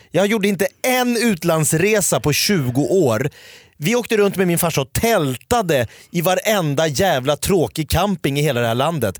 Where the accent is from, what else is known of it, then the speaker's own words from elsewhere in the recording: Sweden; jag är ju en svensk man